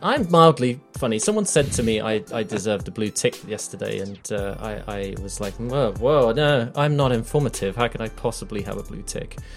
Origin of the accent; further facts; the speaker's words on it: United Kingdom; I'm British